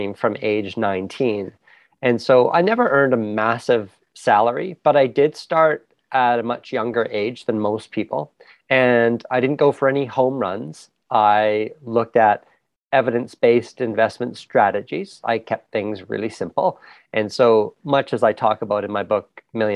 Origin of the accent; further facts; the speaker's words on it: Canada; also born or lived in England; I was born in England, raised in Canada